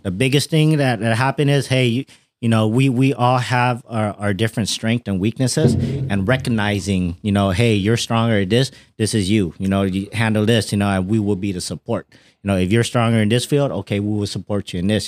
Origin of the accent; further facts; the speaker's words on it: Fresno, California, United States; I'm from Fresno